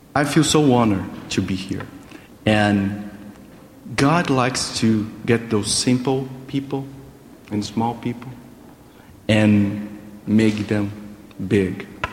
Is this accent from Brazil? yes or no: yes; Brazil; English is a second language; moved away as an adult; also born or lived in United States; like a Brazilian here